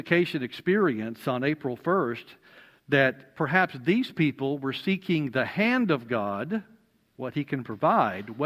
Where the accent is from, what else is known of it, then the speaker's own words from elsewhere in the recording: Alabama, United States; I'm from Alabama